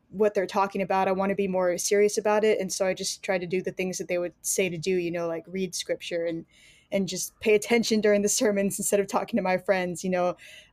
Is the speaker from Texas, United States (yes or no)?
yes; San Antonio, Texas, United States; I was born in the Methodist Church, in a church in San Antonio, Texas, where I currently live now